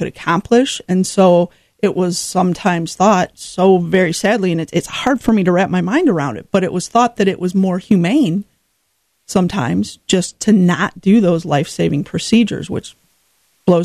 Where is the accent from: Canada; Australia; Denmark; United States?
United States; Rockford, Illinois; was born and raised in Rockford, so my heart is here